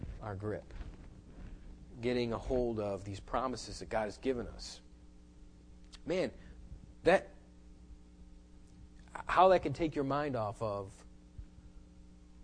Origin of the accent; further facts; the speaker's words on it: United States; I'm an American.